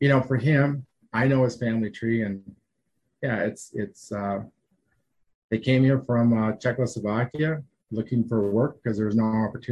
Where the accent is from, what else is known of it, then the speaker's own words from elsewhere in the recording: Kimball, South Dakota, United States; I grew up in Kimball